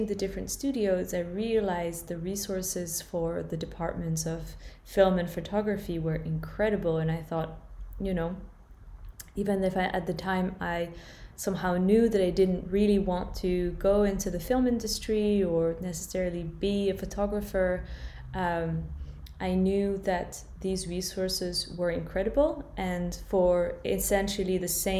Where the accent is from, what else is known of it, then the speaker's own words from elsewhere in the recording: France; moved away as an adult; also born or lived in California, United States / London, United Kingdom / Berlin, Germany; I was born and raised in France, although I spent quite a few years living in California as a child